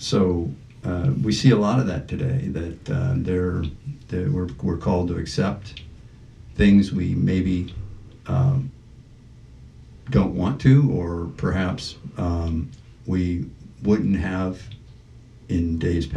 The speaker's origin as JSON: {"language": "English", "area": "Washington, D.C. area", "region": "Maryland", "country": "United States", "also_born_or_lived": "Denver", "moved": "yes", "lives_now": "Buffalo, United States", "said": "I came from Denver to Buffalo, and I'm not from Denver. I'm originally from the Maryland, Washington, D.C. area"}